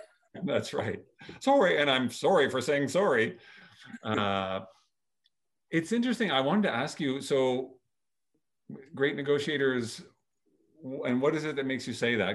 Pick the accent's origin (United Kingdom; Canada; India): Canada; I was born and raised in Canada